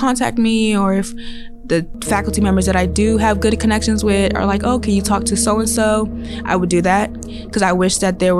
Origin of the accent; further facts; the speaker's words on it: Washington, District of Columbia, United States; I am from Washington, D.C., the actual city